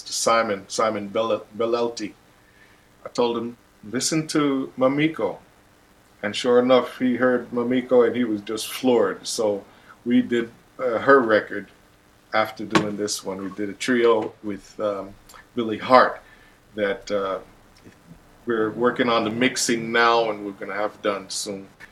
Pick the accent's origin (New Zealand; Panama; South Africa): Panama; moved away; also born or lived in Brooklyn, New York; I'm from Panama and lived in Brooklyn